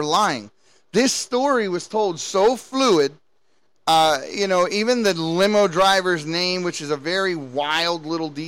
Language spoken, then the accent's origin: English; Baltimore, Maryland, United States; I was born and raised in Baltimore City.